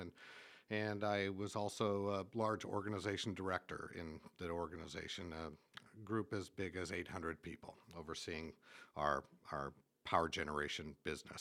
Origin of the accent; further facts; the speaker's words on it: Eastern Washington State, United States; moved away as an adult; now in Homer, United States; Originally was born and raised in Eastern Washington State